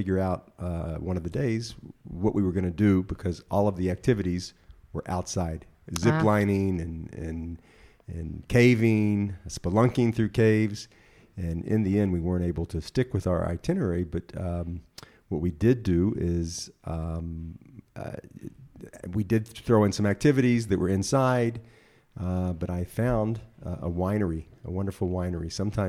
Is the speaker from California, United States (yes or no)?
no; Memphis, Tennessee, United States; also born or lived in Jerusalem; And of course I was there from Memphis and Jerusalem.